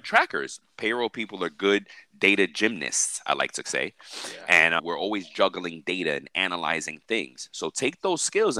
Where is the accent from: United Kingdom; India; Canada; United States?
United States; New York; now in Miami, United States; I'm from New York